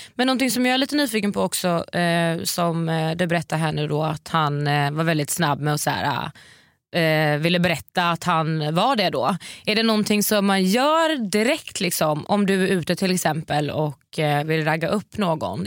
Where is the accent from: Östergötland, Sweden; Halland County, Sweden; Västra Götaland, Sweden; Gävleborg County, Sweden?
Halland County, Sweden; Varberg; accent: Gothenburg dialect (göteborgska); also born or lived in Oslo; now in Stockholm, Sweden; jag är från Varberg så jag har ganska mycket göteborgska